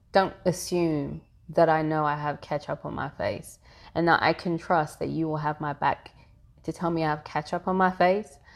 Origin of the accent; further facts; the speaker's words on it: London, United Kingdom; moved away as an adult; now in Atlanta, United States; I am born and raised in London, the Caribbean parents, um, and have lived in Atlanta for the past fifteen years